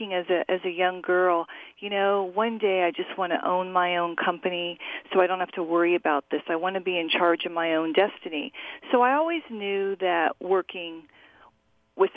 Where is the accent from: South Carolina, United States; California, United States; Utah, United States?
California, United States; Orange County; I grew up in Orange County, California.